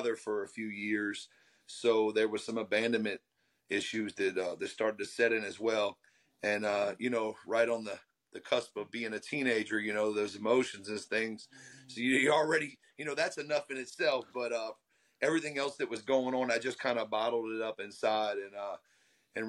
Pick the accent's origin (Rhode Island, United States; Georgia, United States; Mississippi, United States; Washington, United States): Mississippi, United States; Gulfport; I am in Gulfport, Mississippi. I am born and raised in the South here.